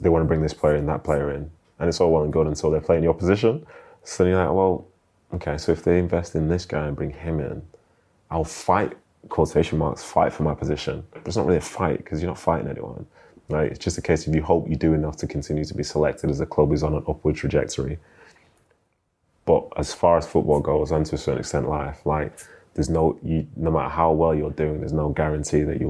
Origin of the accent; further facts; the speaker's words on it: Manchester, North West England, United Kingdom; moved away as an adult; also born or lived in London; being a Mancunian, like, I hated London. Like, and my experience as a footballer from Manchester